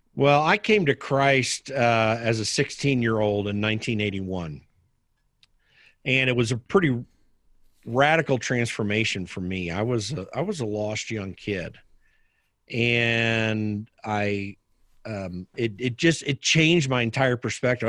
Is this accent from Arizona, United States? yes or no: no; Indianapolis, Indiana, United States; the south side of Indianapolis, which is where I grew up.